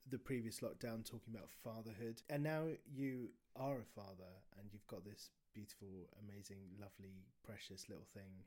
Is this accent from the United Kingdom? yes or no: yes; United Kingdom; I think there's an element of being British that means the longer you are a parent, the more you have to do that thing where you think it's the worst.